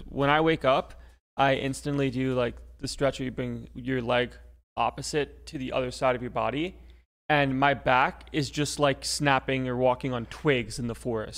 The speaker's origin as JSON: {"language": "English", "region": "Florida", "country": "United States", "said": "I'm Florida man"}